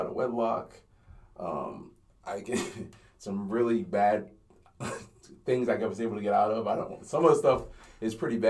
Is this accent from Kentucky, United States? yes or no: no; Simi Valley, California, United States; also born or lived in Inglewood, California; And my sister and my parents moved to Simi Valley, went from L.A. to Simi Valley. Simi Valley sounds like what it really is. It's, it's not very diverse. So that's where I spent most of my life was in Simi Valley.